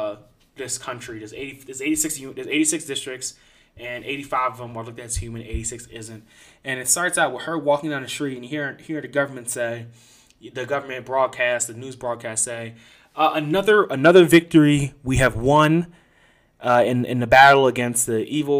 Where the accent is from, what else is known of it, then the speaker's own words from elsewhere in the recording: United States; as an American